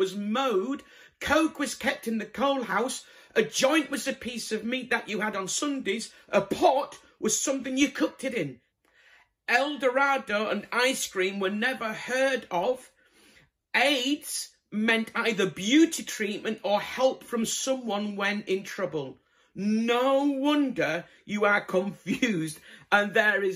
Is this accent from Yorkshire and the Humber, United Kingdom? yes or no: yes; Bradford, Yorkshire and the Humber, United Kingdom; moved away; I'm originally from Bradford